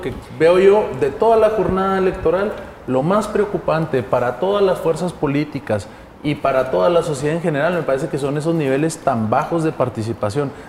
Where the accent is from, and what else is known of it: Mexico